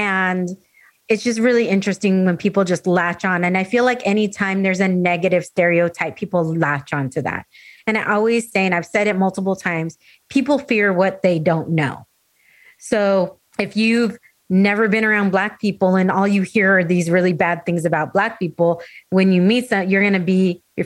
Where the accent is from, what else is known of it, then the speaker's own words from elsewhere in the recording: Escondido, California, United States; first language English; I grew up in San Diego. I grew up in North County in Escondido